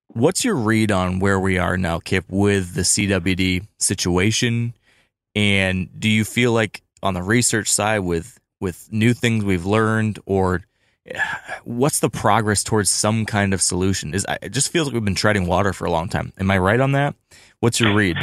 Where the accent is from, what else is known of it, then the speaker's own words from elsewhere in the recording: Michigan, United States; my home state of Michigan